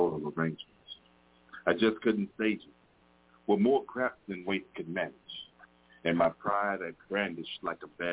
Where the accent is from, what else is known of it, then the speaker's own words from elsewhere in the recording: Detroit, Michigan, United States; I'm from Detroit